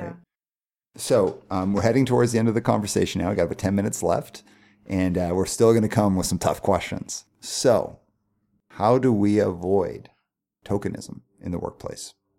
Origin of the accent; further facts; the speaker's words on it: Calgary, Alberta, Canada; first language English; I grew up in Calgary in a nice neighborhood